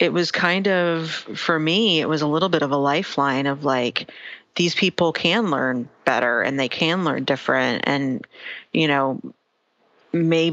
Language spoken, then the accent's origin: English; Deep South, United States; I grew up in the Deep South